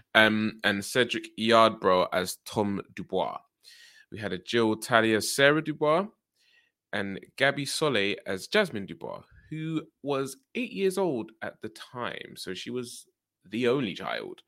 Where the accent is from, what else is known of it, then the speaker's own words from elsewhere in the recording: United Kingdom; growing up in the U K